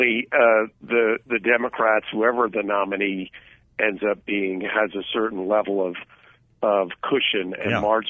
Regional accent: California, United States; as a Californian

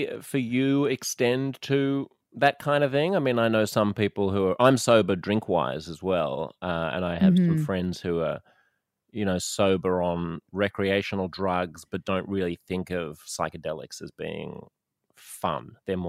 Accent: Australia; moved away; He's like, you have an accent. I was like, yeah. Where are you from? I was like, Australia.

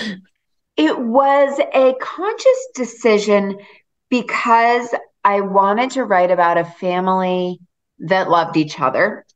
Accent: Massachusetts, United States; I grew up in a beach town in Massachusetts

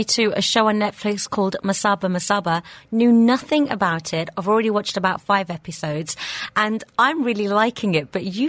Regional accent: England, United Kingdom; moved away; I grew up in England and there was always a confusion with culture and friends and, you're Indian, but you grew up around Westerners.

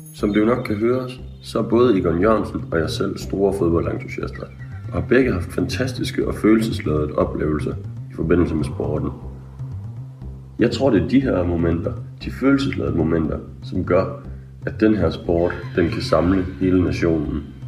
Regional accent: Aalborg, North Denmark Region, Denmark; Jeg er fra Aalborg

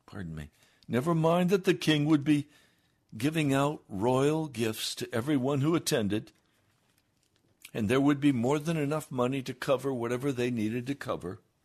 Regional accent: United States

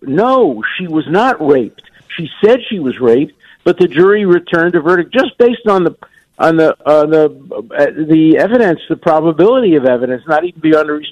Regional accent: New York City, New York, United States; I was born in Williamsburg. And then we moved to Borough Park when I was 3 or 4 years old

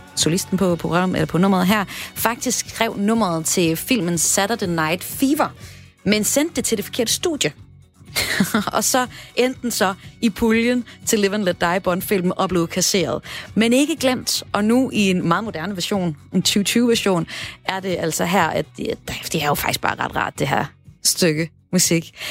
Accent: North Jutland, North Denmark Region, Denmark; nu taler jeg som nordjyder

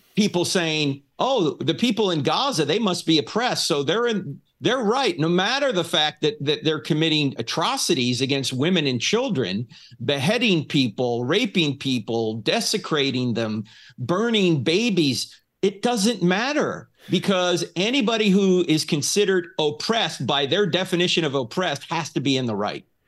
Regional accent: New Jersey, United States; moved away; I'm originally from New Jersey

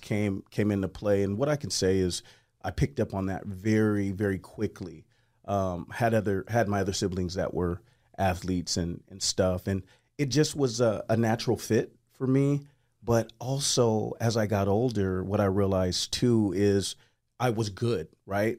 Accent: Portland, United States; I come from Portland, uh, come from a lot, a love, loving, kind family

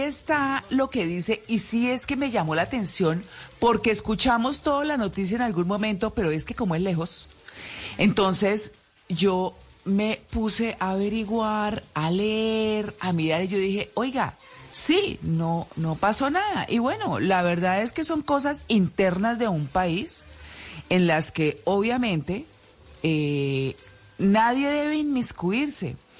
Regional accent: Colombia; nací en Colombia

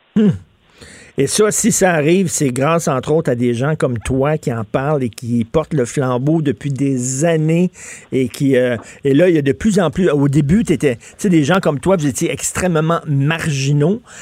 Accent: Montreal, Quebec, Canada

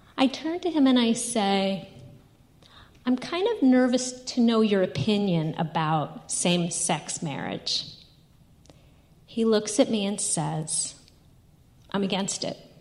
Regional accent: New York, United States; I'm from New York

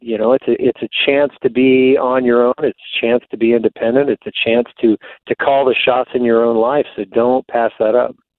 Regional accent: East Coast, United States; moved away as an adult; also born or lived in Texas; I grew up on the East Coast, but I went to college in Texas

